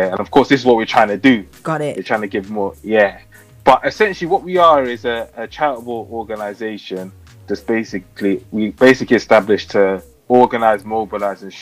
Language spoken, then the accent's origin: English; Ghana; now in United Kingdom; I'm from Ghana.